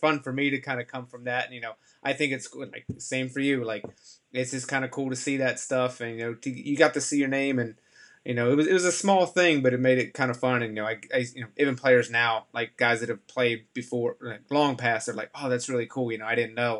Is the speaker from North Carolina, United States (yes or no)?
yes; North Carolina, United States; I grew up in North Carolina. I grew up you know baseball was my first sport. My schools did not have a lacrosse program.